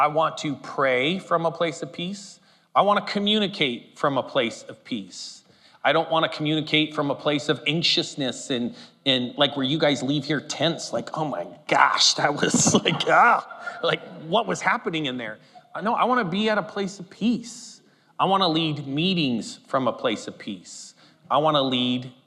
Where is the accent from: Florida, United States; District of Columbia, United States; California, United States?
California, United States; Humboldt County; moved away; I grew up in Humboldt County, California, and it's full of hippies